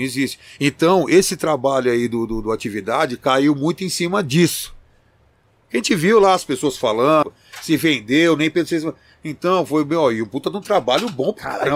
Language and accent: Portuguese; Campinas, São Paulo, Brazil; also born or lived in São Caetano do Sul; mas sou de Campinas não. Eu aderi porque minha família era de lá, e eu vivi lá desde pequeno, mas eu nasci em São, Ca... em São Caetano do Sul